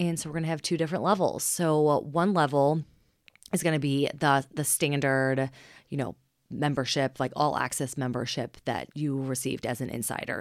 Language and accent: English; Cincinnati, Ohio, United States; Cincinnati. I mean, we're just a very conservative town